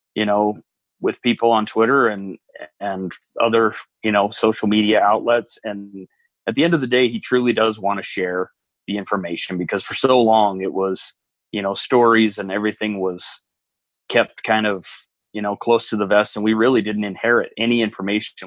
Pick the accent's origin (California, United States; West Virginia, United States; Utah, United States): Utah, United States; I grew up in Utah